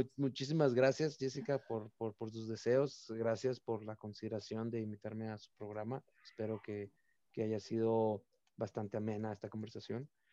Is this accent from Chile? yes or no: no; Tijuana, Baja California, Mexico; also born or lived in Mexicali; al final de cuentas también soy de Tijuana